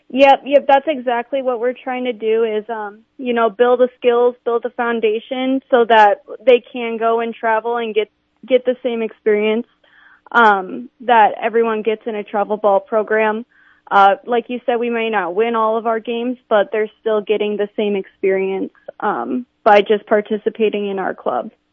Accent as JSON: {"language": "English", "town": "Sioux Falls", "region": "South Dakota", "country": "United States", "tie": "born or raised there", "said": "I'm from Sioux Falls, so okay. I played I I played here my whole life."}